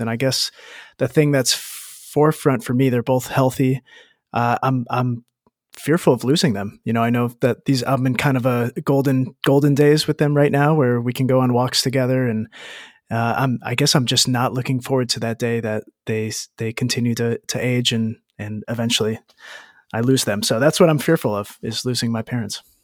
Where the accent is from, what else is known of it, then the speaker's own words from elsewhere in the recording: United States; moved away as an adult; I grew up in the States